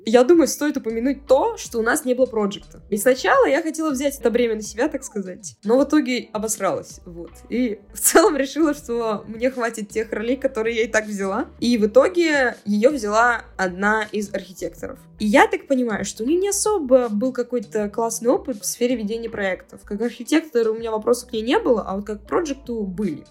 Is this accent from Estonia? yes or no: no; Cherepovets, Vologda Oblast, Russia; moved away; Я как раз ехала на ДР подружки в родной город